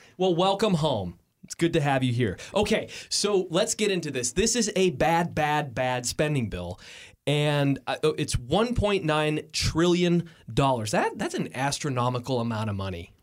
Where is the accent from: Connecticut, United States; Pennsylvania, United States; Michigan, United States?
Michigan, United States; Lake Orion; my hometown in Lake Orion.